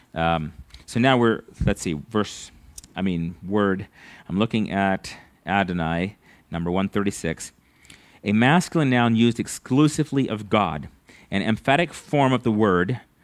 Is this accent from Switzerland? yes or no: no; United States; As an American